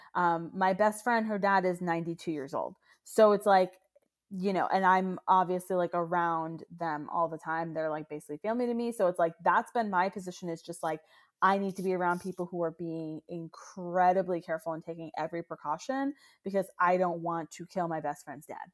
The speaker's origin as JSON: {"language": "English", "town": "Pine Hills", "region": "Florida", "country": "United States", "tie": "born or raised there", "moved": "yes", "said": "I'm from Pine Hills"}